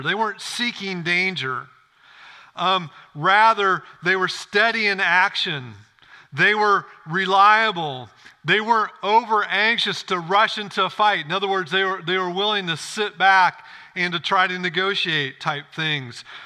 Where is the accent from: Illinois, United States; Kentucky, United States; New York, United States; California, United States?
Illinois, United States; I grew up in Illinois, farm country.